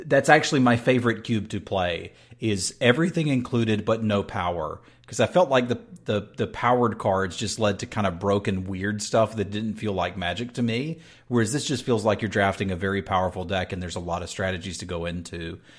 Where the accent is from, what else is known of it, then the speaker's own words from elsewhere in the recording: North Carolina, United States; Dude, I grew up in North Carolina